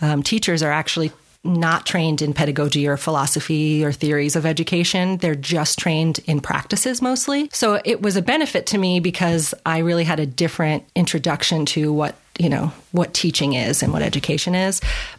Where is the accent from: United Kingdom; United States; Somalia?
United States; New York; also born or lived in Alaska / Washington / Arizona / California; So I am from New York originally, and I've kind of lived all over the place. I lived in Alaska, in Washington State, in Arizona, California.